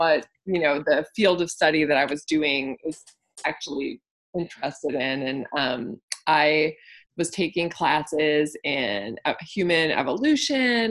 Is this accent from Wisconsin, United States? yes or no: yes; Wisconsin, United States; moved away as an adult; also born or lived in Texas; I grew up in Wisconsin. I did my undergraduate degree in Wisconsin. And then I moved to Texas to go to graduate school